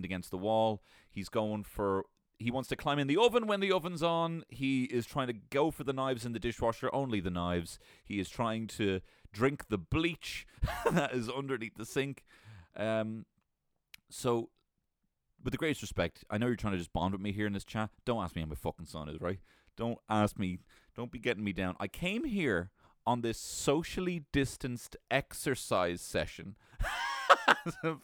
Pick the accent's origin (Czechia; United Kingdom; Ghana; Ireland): Ireland; We are sitting as Irish people